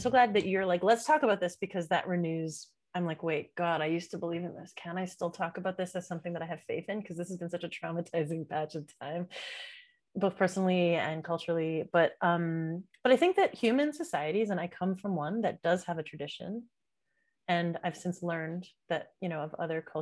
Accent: Montreal, Quebec, Canada; I was born in Montreal, I was born in Canada, but my dad's an immigrant.

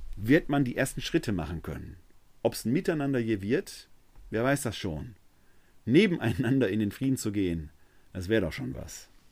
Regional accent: Essen, North Rhine-Westphalia, Germany; Dass ich im Jahr 1966 als Kind eines Malers und einer Verwaltungsangestellten in Essen geboren wurde, habe ich mir nicht ausgesucht. Dass ich ein Kind des Ruhrgebiets bin und diese Mentalität in mir

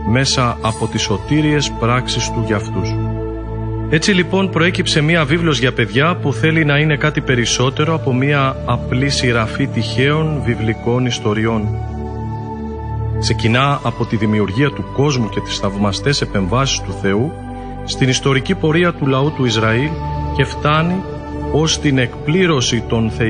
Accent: Albania; είμαι 20 χρονών και είμαι από την Αλβανία.

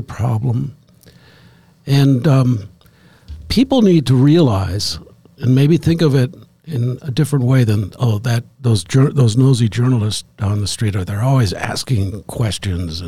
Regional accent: St. Louis, Missouri, United States; now in Jacksonport, United States; I grew up in St. Louis

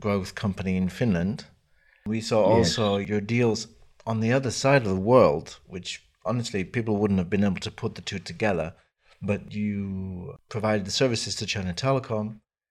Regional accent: Canada; I was raised in Canada, and I remember the long winters

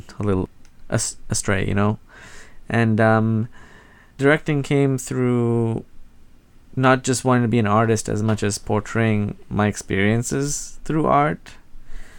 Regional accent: Mauritius; moved away as an adult; now in Portland, United States; I grew up in Mauritius

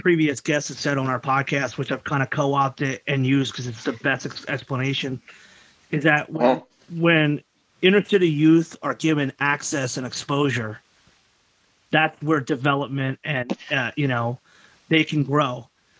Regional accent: Frankfurt, Hesse, Germany; Now, I grew, as I said, I grew up in Frankfurt

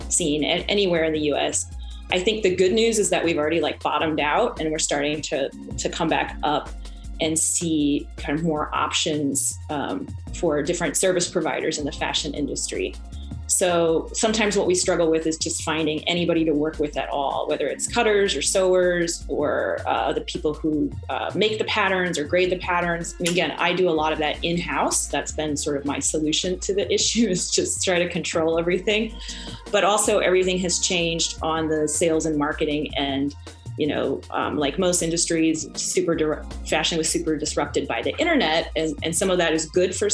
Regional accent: St. Louis, Missouri, United States; moved away as an adult; now in Chicago, United States; So I started out, I moved here to Chicago from St. Louis to study fashion and I studied at Columbia College.

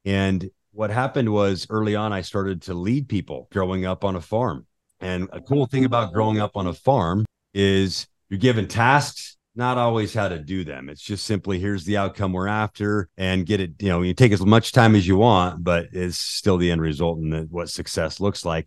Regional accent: Utah, United States; I grew up in Utah.

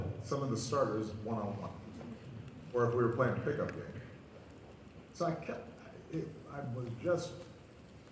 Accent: Hawaii, United States; I grew up in Hawaii, and our school, we ended up being the state champions on the basketball team

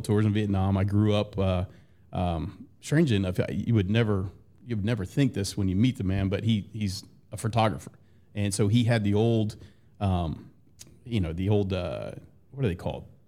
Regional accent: Jonesboro, Georgia, United States; I grew up in Jonesboro, which isn't, isn't far from here

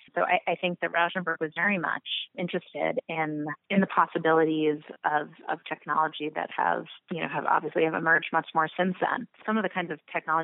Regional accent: New York City, New York, United States; also born or lived in Los Angeles; I'm from New York.

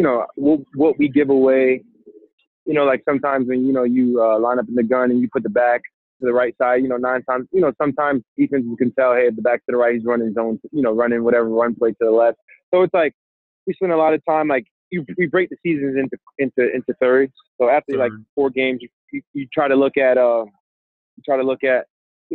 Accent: New York City, New York, United States; as a New Yorker, we take for granted some of the beautiful things that we have here

